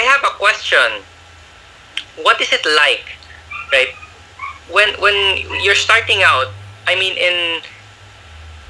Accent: Philippines; now in Canada; fellow Pinoy

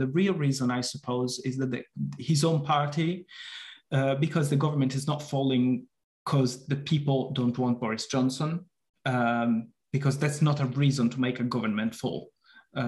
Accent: Italy; moved away; I come from Italy

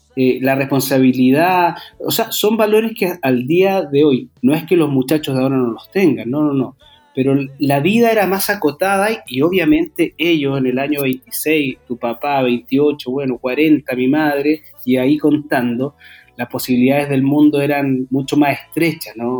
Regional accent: Santiago, Santiago Metropolitan Region, Chile; yo soy de Santiago

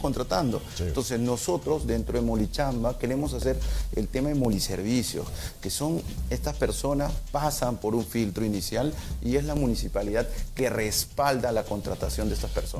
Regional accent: Peru; como peruano y como funcionario

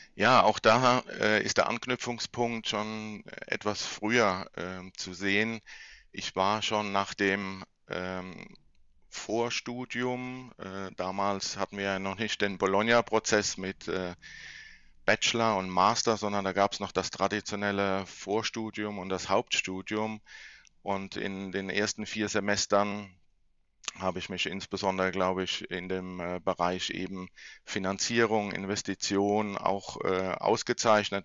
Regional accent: Mannheim, Baden-Württemberg, Germany; also born or lived in left bank of the Rhine (Rhineland-Palatinate); Ich bin in Mannheim geboren, bin äh, zwar aufgewachsen, dann linksrheinisch, aber auch dann wieder zum Gymnasium rüber nach Mannheim gewechselt

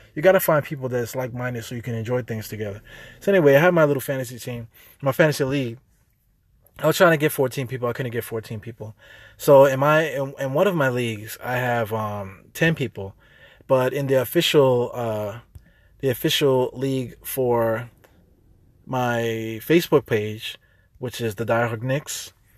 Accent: New York City, New York, United States; accent: New York; I'm a New Yorker. I'm from here. You know, I have an accent

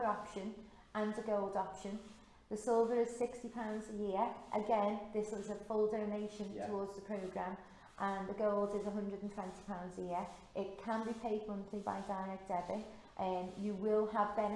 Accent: Ormskirk, North West England, United Kingdom; I'm from Ormskirk

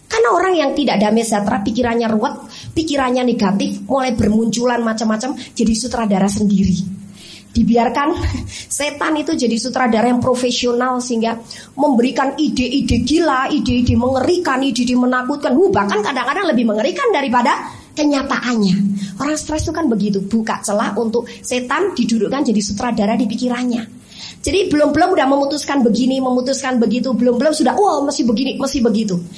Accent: Bandung, West Java, Indonesia; Saya sendiri wong Bandung nggak dengar berita itu.

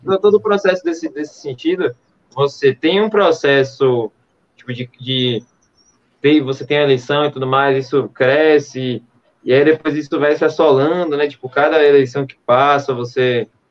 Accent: Brazil; nós somos do Brasil

